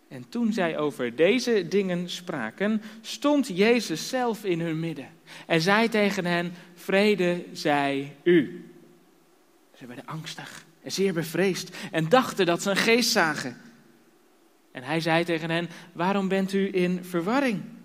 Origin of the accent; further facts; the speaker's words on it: Harderwijk, Gelderland, Netherlands; moved away as an adult; also born or lived in Drenthe; now in Kampen, Netherlands; oorspronkelijk komen we uit Harderwijk